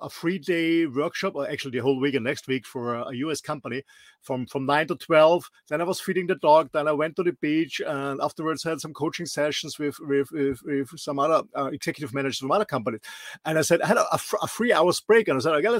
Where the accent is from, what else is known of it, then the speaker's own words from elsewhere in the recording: Austria; English is a second language; moved away; I'm not a Native American or British English speaker. I'm raised and born in a small country in the middle of Europe, in Austria